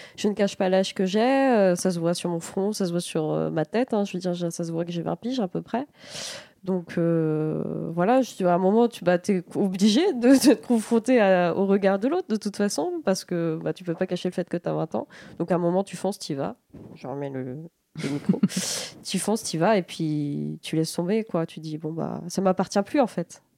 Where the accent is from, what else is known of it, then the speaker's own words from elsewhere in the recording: La Roche-sur-Yon, Pays de la Loire, France; moved away; also born or lived in Rennes; je suis allée au conservatoire de la Roche-sur-Yon, de là où je viens